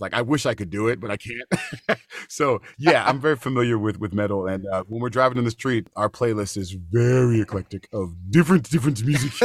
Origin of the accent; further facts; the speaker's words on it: United States; We're from America